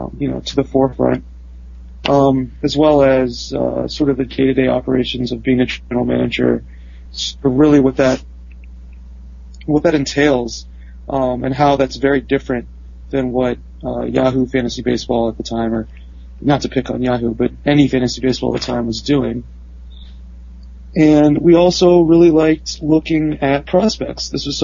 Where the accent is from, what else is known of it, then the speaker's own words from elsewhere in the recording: Cleveland, Ohio, United States; now in California, United States; I grew up in Cleveland. I'm a big Indians fan